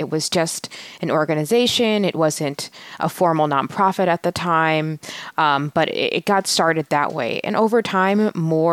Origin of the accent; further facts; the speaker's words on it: Atlanta, Georgia, United States; I grew up in Atlanta in a primarily African-American community